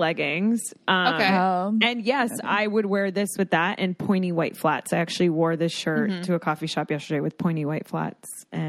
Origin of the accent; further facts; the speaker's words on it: Florida, United States; I'm from Florida, but I love Florida style.